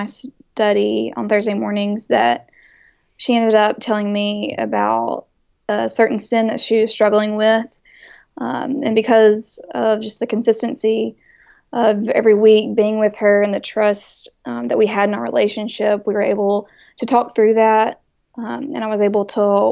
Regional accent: Jackson, Mississippi, United States; I grew up here in Jackson, Mississippi.

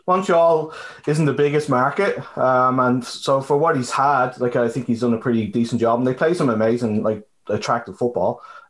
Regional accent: Ireland; being from Ireland

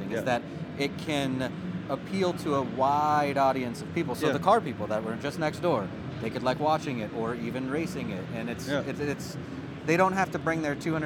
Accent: United States; I'm American

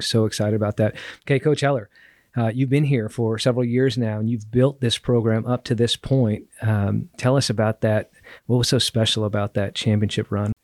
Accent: Southern California, United States; I grew up in Southern California

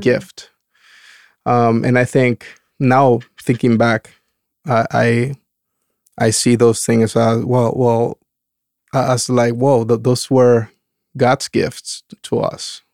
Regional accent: Dominican Republic; moved away as an adult; also born or lived in California; now in Oregon, United States; growing up in the Dom- Dominican Republic

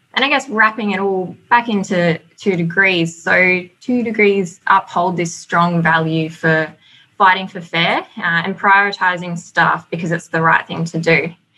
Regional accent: Australia; accent: twang; moved away as an adult; now in New Zealand; So if you can note the twang in my voice, I've um, only recently moved over to New Zealand. I'm from Australia

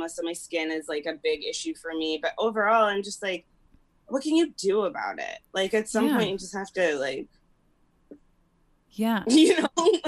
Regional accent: Springfield, Midwest, United States; moved away; growing up in Springfield, I just felt bigger than Springfield.

